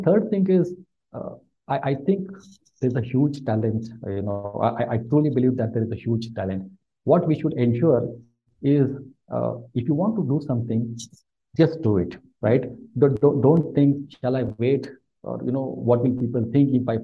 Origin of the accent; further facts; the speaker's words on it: India; moved away as an adult; also born or lived in Mumbai, India; now in Bangalore, India; although I was born in Mumbai, I come and I was, you know, I grew up in a very, very small village